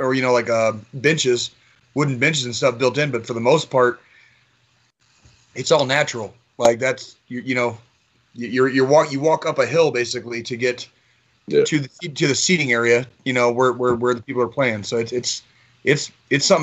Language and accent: English; Tucson, Arizona, United States; moved away as an adult; also born or lived in Kansas City; I was born in Kansas City, but I spent 25 of my first 29 years in Tucson, Arizona